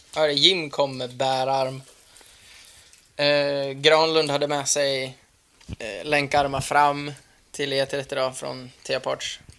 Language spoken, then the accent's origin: Swedish; Dalarna County, Sweden; hemma i Dalarna